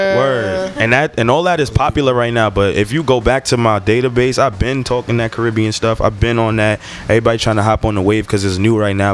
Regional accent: New York City, New York, United States; I'm from Brooklyn, New York, Flatbush to be exact.

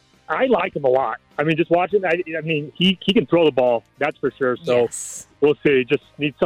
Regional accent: St. Louis, Missouri, United States; moved away as an adult; now in Nashville, United States; Well, I'm from St. Louis, but moved to Nashville

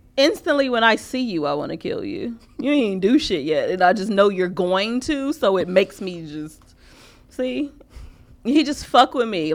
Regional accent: Chicago, Illinois, United States; we're from Chicago

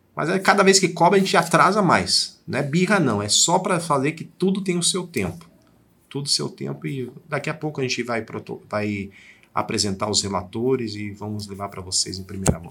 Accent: Diadema, São Paulo, Brazil; now in Sorocaba, Brazil; eu não sou sorocabano, eu nasci em Diadema

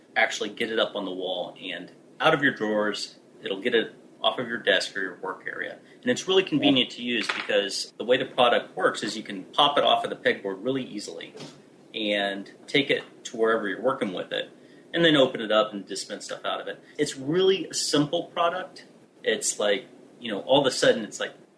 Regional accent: United States; I'm American

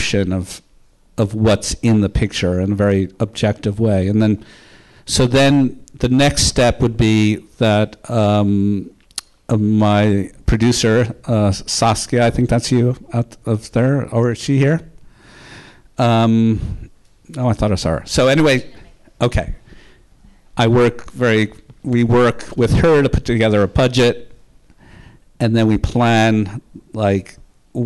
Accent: New York City, New York, United States; I grew up in Park Slope in Brownstone.

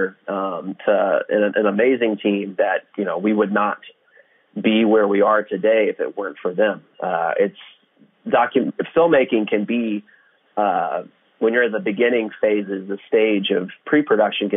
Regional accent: Houston, Texas, United States; I'm from Houston

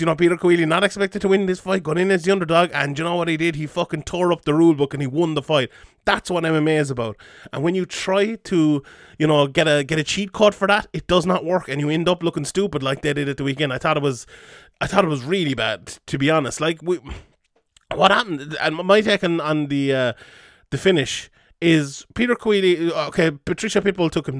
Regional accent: Ireland; we're an Irish M M A podcast

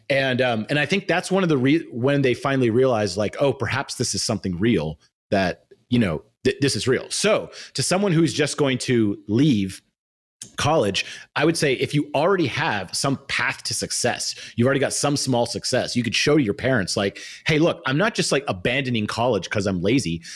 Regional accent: Austin, Texas, United States; I come from Austin, which now is becoming a little bit of a tech hub

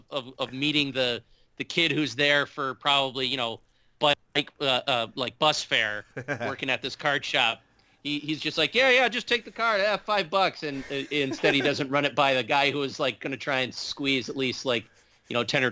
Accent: Chicago, Illinois, United States; born there; And, you know, I was born in Chicago, so I have, you know, some Blackhawks things in there as well.

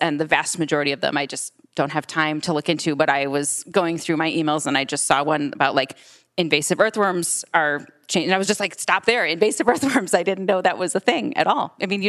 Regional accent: Michigan, United States; I'm from Michigan

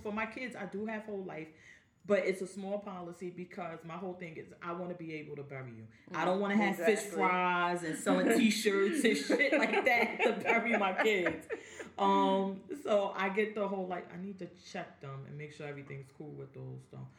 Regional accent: Jersey City, New Jersey, United States; I'm from Jersey City

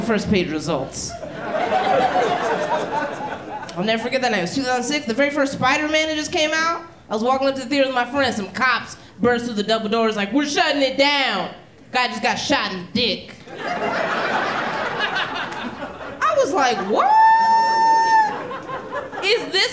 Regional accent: Philadelphia, Pennsylvania, United States; I'm from North Philly, very dangerous part of Philly

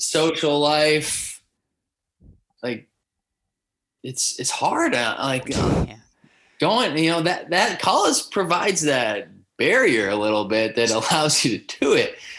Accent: Southern California, United States; we grew up playing together in Southern California

